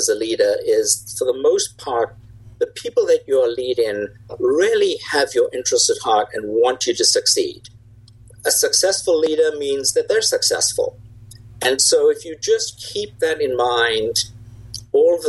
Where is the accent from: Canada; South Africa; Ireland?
South Africa; moved away as an adult; now in United States; I grew up in South Africa, which is where the accent is from